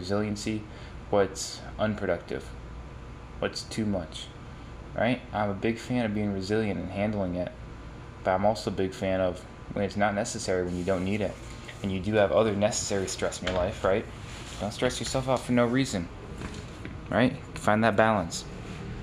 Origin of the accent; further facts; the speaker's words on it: upstate New York, United States; moved away as an adult; now in Los Angeles, United States; upstate New York where I'm from